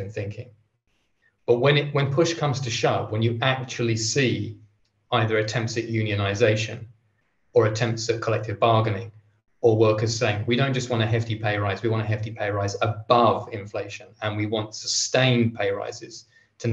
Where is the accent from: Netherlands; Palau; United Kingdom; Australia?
United Kingdom; England; I'm English